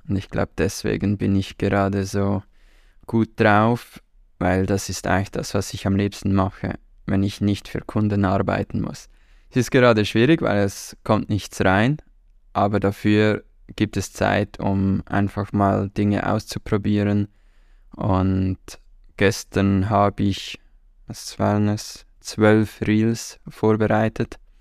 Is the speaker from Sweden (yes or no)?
no; Switzerland; Wir haben nicht viele Traditionen in der Schweiz